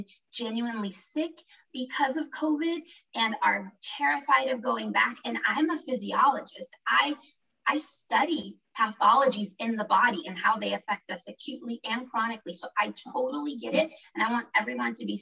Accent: Norway; now in United States; I grew up in Norway

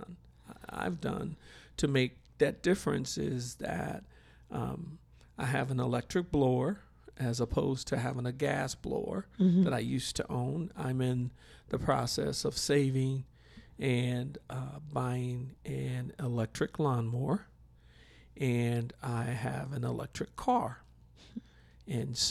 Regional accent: Milwaukee, Wisconsin, United States; I'm originally from Milwaukee, Wisconsin, and we would have severe winters

